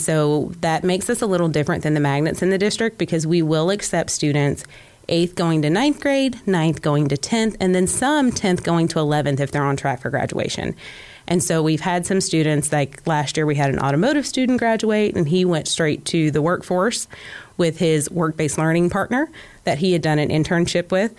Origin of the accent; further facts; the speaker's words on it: Conyers, Georgia, United States; I did not grow up in Cobb County. I grew up primarily in Conyers, Georgia.